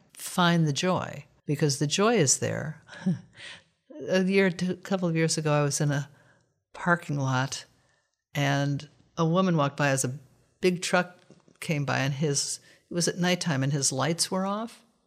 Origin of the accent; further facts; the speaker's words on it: United States; We are American Westerners